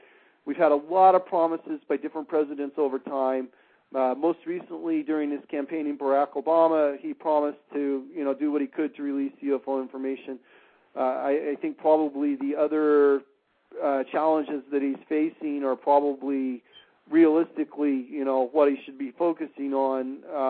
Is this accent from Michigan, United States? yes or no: yes; Michigan, United States; many of the latest reported sightings have been in my home state of Michigan.